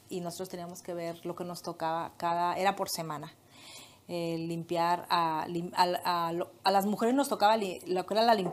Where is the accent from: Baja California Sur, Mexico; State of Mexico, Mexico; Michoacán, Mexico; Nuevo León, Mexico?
Michoacán, Mexico; Morelia; moved away as an adult; also born or lived in Guadalajara, Jalisco; Yo nací allá eh, en Morelia